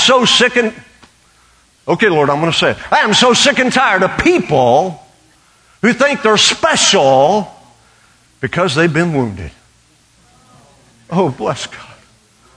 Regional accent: Western Oklahoma, United States; I grew up a half-breed in Western Oklahoma

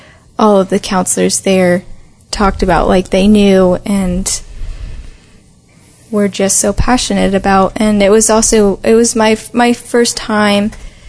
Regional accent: Tallahassee, Florida, United States; I'm from Tallahassee.

